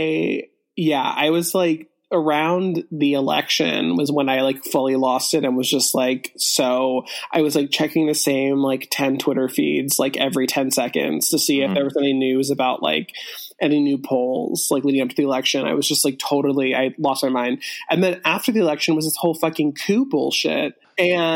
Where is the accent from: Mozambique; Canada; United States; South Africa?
United States; Los Angeles, California; now in New York, United States; I'm from LA.